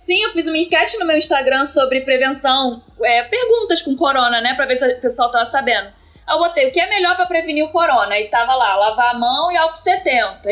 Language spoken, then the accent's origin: Portuguese; Rio de Janeiro, Brazil; eu sou da capital do Rio e trabalho em Caxias